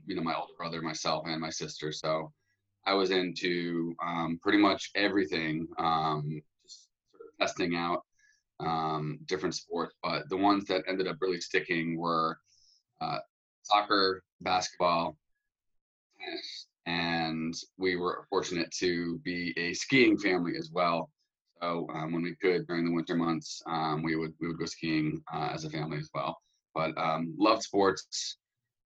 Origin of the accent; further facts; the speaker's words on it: Warwick, Rhode Island, United States; I grew up in Warwick, Rhode Island, so the smallest states in the country